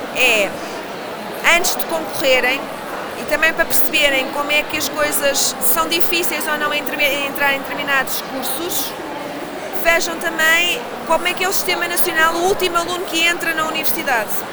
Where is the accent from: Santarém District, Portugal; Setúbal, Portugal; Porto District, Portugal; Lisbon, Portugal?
Lisbon, Portugal; eu sou lisboeta, portanto também posso ser lisboeta, nascida e criada